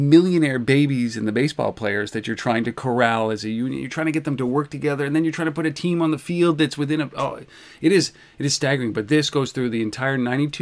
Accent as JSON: {"language": "English", "country": "Canada", "said": "I'm just Canadian"}